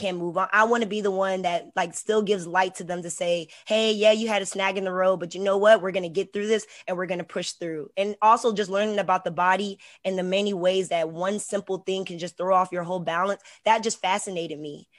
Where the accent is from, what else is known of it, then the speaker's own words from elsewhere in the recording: Hampton, Virginia, United States; also born or lived in Houston, Texas; I'm also from Hampton, Virginia, so the seven five